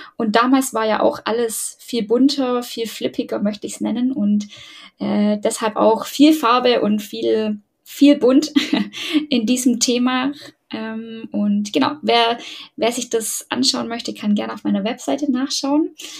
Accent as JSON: {"language": "German", "town": "Ulm", "region": "Baden-Württemberg", "country": "Germany", "said": "ich komme aus Ulm"}